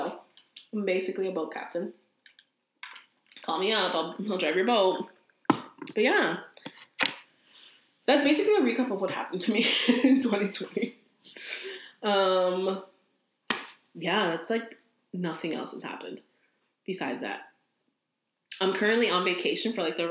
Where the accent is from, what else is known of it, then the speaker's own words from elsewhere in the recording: New Jersey, United States; I'm from Jersey